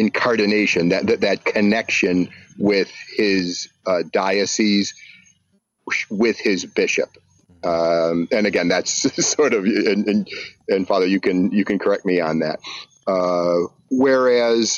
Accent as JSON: {"language": "English", "town": "Buffalo", "region": "New York", "country": "United States", "tie": "born or raised there", "said": "I grew up in Buffalo, New York"}